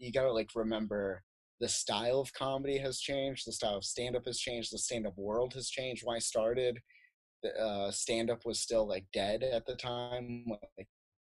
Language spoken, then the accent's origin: English; Phoenix, Arizona, United States; also born or lived in South Dakota; I was born in South Dakota, and I lived in South Dakota until I was 10, and then I moved to Phoenix for like most of my life